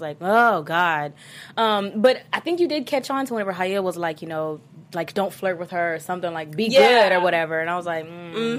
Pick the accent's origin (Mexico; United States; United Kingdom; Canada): United States; the South; I know I'm from the South